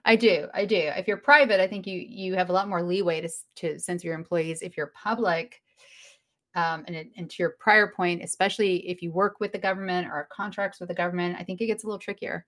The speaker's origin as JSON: {"language": "English", "region": "the South", "country": "United States", "said": "I am from the South"}